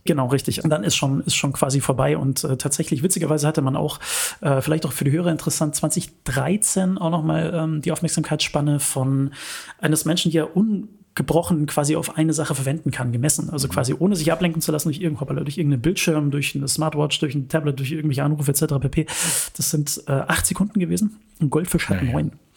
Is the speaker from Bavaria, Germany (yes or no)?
yes; Munich, Bavaria, Germany; ich bin gebürtiger Münchner